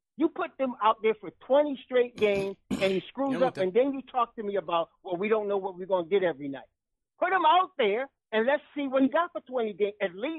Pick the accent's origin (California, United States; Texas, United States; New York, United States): New York, United States; West Babylon; also born or lived in Hempstead; from Strong Island. I'm from West Babylon and Hempstead